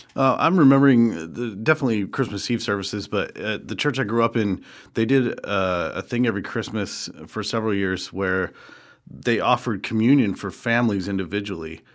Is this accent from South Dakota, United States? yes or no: yes; Rapid City, South Dakota, United States; I grew up in Rapid City, South Dakota